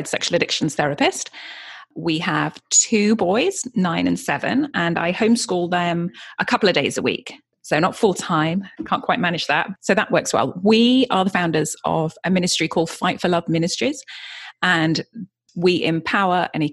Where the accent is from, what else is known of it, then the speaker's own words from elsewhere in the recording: Yorkshire and the Humber, United Kingdom; also born or lived in Brighton; now in California, United States; I grew up in Yorkshire in the UK and then moved down to Brighton.